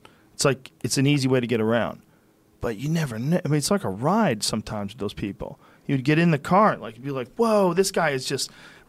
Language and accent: English; Columbus, Ohio, United States; We're from Columbus. We still have Mormons.